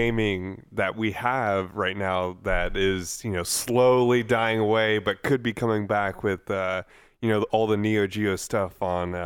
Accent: Austin, Texas, United States; I'm from Austin

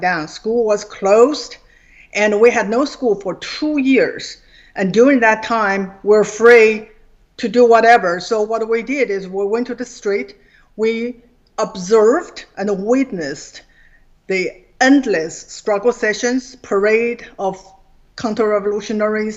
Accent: China; English is a second language; moved away as an adult; now in Virginia, United States; I grew up in China

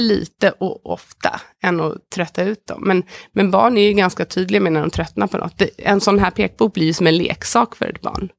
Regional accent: Sweden; som svensk

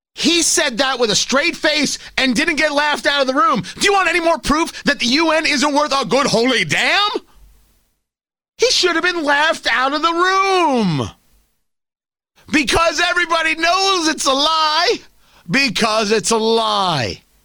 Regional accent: United States

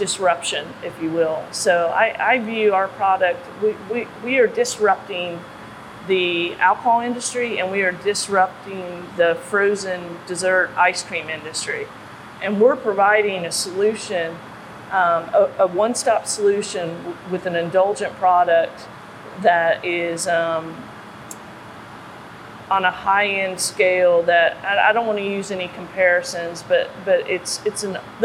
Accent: Kentucky, United States; moved away as an adult; now in South Carolina, United States; being from Kentucky, we're known for three things: bourbon, basketball, and horse racing. And I'm a fan of all three. Growing up in Kentucky

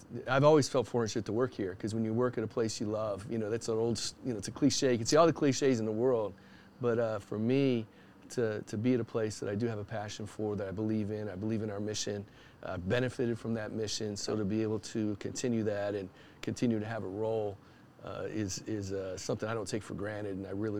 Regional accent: Michigan City, Indiana, United States; I grew up in northern Indiana, a town called Michigan City, right up on the lake.

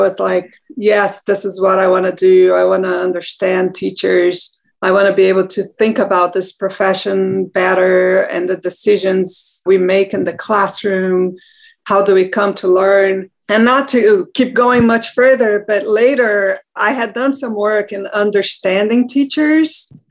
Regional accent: Brazil; moved away; I'm from Brazil.

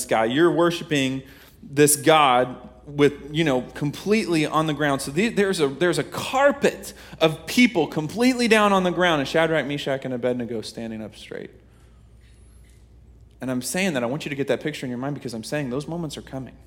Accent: Kansas, United States

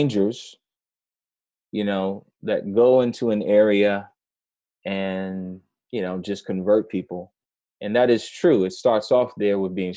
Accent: New York City, New York, United States; moved away; I grew up in New York City

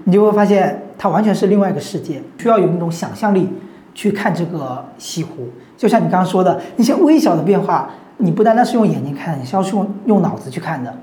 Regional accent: Zhejiang, China; moved away as an adult; also born or lived in Shanghai; 从小在浙江长大的一个人，然后大学也在浙江上的

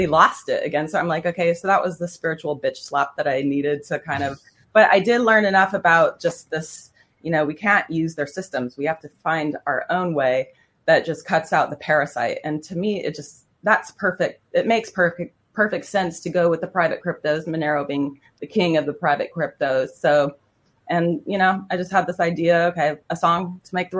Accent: New York, United States; moved away as an adult; now in Berlin, Germany; I'm a New Yorker.

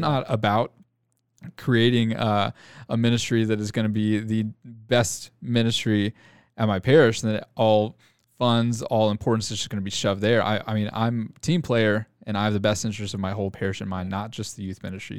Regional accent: Arlington, Texas, United States; now in Grapevine, United States; born and raised in the Arlington, Texas area, but I live, uh, in Grapevine

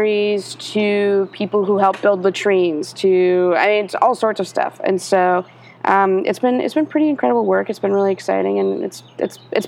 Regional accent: Ohio, United States; moved away as an adult; also born or lived in New York State; now in Atlanta, United States; my family moved to Ohio when I was 10. And so I lived half my life in one state and half my life in another

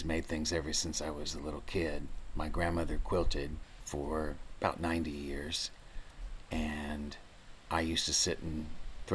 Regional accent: Maysville, Kentucky, United States; also born or lived in Northern Indiana; I'm one of probably 50% of the population of Kentucky that was actually born here. I've lived here all my life, except when I went to college up north. And I am one of 14 children, the 13th born, which was essential for running a farm when I was a child. And I hail from Maysville

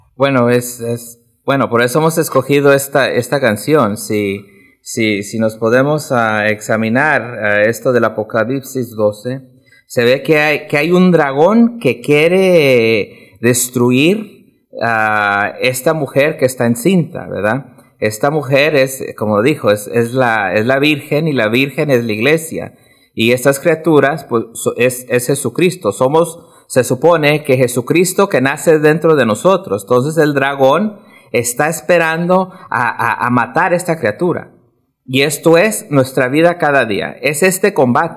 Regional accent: California, United States; also born or lived in Mexico (ancestry); now in Omaha, United States; Soy hijo de, de, mexicanos y, y, bueno, entonces yo también soy mexicano, pero de California.

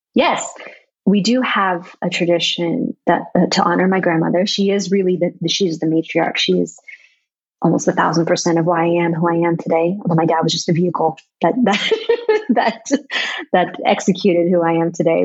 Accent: United States; moved away as an adult; now in Vietnam; growing up in America with Vietnamese origins

